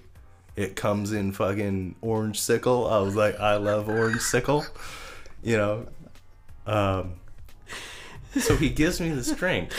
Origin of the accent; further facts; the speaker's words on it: Marysville, United States; I grew up in Marysville.